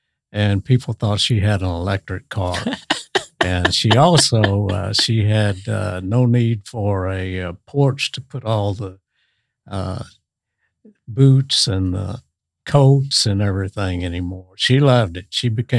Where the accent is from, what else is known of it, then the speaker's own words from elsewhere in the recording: Texas, United States; moved away as an adult; also born or lived in Rocky Mountains / Alaska; now in Bakersfield, United States; No, actually, I'm from Texas. From Texas.